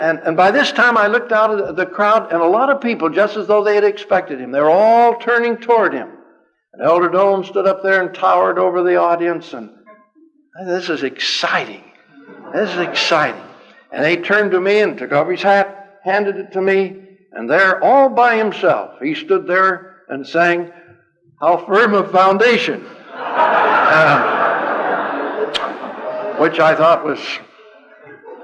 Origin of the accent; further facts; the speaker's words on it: California, United States; I'm from California